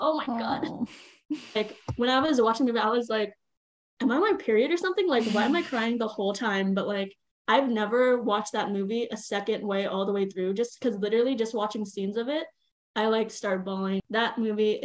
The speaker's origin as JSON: {"language": "English", "country": "United States", "said": "I am Chinese American"}